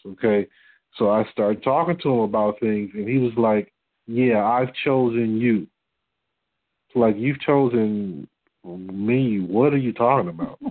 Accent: Detroit, Michigan, United States; moved away as an adult; now in Texas, United States; I'm from Detroit

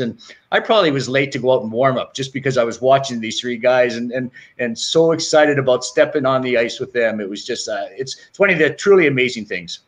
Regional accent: Canada; growing up in Canada

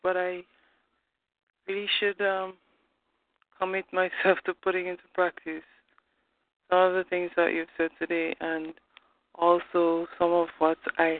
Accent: Grenada; I'm from Grenada.

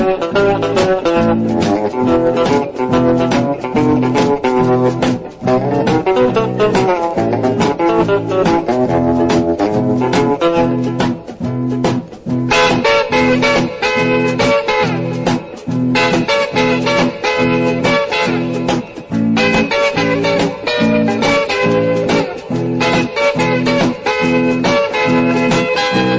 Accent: New York City, New York, United States; a teenager growing up in New York City.

